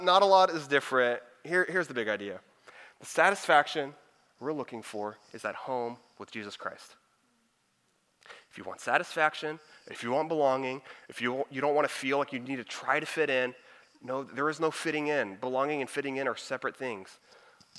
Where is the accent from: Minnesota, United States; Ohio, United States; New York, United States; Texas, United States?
Texas, United States; Houston; also born or lived in Dallas; I'm from the Houston area, but I was working in Dallas